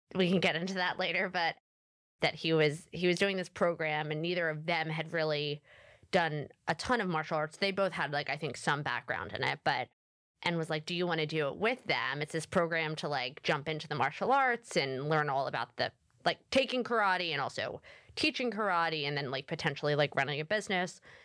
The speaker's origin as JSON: {"language": "English", "town": "Philadelphia", "region": "Pennsylvania", "country": "United States", "said": "I am from Philadelphia, and I continue to live in Philadelphia"}